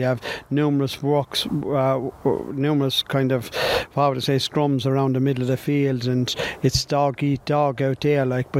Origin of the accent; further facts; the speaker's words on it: Glenmore, Leinster, Ireland; When I was brought up in Glenmore, my priority priority was always to be a John Henderson type corner back